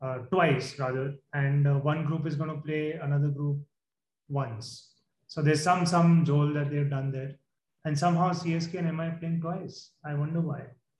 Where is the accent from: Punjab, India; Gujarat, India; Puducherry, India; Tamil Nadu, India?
Gujarat, India; Vadodara; from Vadodara.